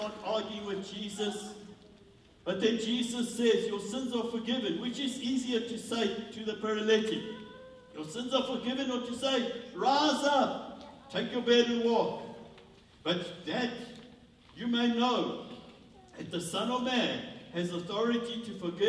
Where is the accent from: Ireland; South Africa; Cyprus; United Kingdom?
South Africa; as a South African